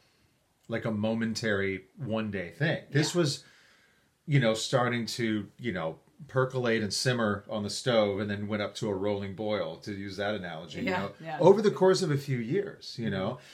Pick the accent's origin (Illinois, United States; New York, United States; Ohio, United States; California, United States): New York, United States; also born or lived in Syracuse; I grew up in New York